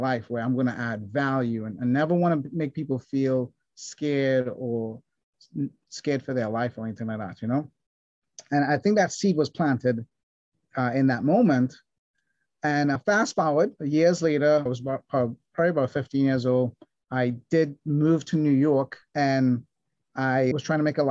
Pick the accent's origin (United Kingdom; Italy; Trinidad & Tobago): Trinidad & Tobago; I grew up in Trinidad, small island in the Caribbean